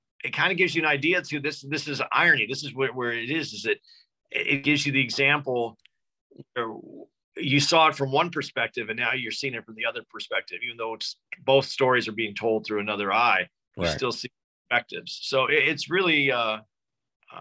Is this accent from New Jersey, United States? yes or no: no; Tucson, Arizona, United States; moved away; When I was growing up, I grew up in Tucson, Arizona, small city